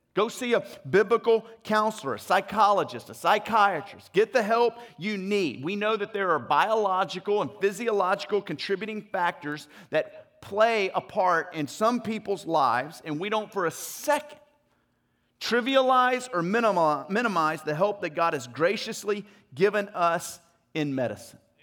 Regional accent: Louisiana, United States; moved away; also born or lived in Mississippi / Arkansas / Dallas, Texas; I'm originally from Louisiana.

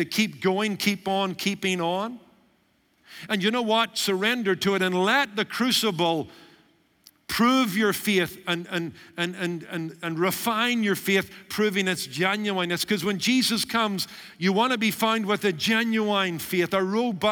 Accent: United Kingdom; Being a British Baptist by origin

